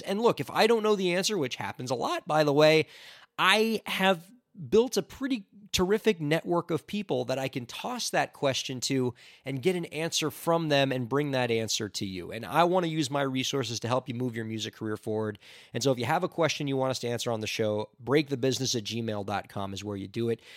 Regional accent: near Parkland, Florida, United States; near my hometown

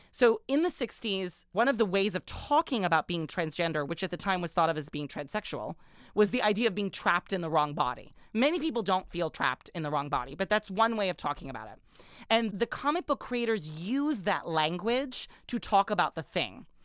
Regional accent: Orange County, California, United States; also born or lived in Middle East; when I was a teenager growing up in Orange County, California

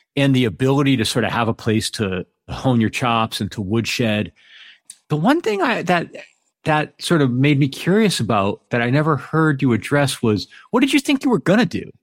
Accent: East Coast, United States; moved away as an adult; also born or lived in New York; now in Pacific Northwest, United States; I'm from the East Coast originally. I was in New York for about twenty years, and I'm actually in the Pacific Northwest now

